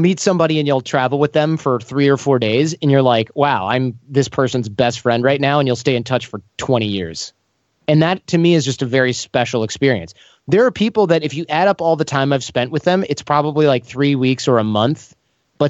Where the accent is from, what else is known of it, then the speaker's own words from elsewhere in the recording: United States; also born or lived in East Germany; where are you from? Your accent is a little strange. And I'm like, America